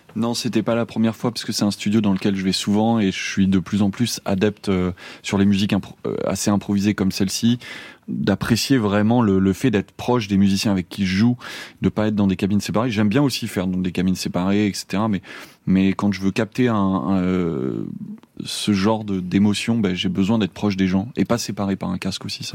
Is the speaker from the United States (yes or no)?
no; Angoulême, Nouvelle-Aquitaine, France; chez moi, à Angoulême